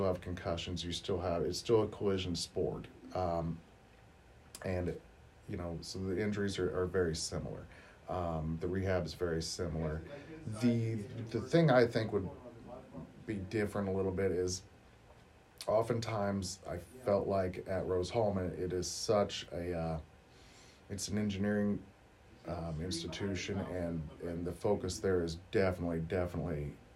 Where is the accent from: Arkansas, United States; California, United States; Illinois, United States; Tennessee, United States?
Illinois, United States; Martinsville; we're both from the area. I was from Martinsville